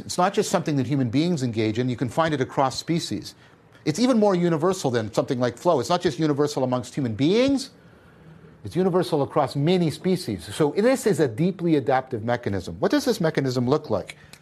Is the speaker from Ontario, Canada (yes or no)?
yes; Hamilton, Ontario, Canada; I'm from Hamilton